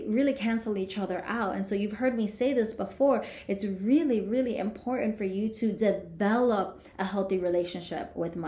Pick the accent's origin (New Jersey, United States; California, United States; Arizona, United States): New Jersey, United States; Union City; I grew up in Union City, New Jersey, and I saw lots of poverty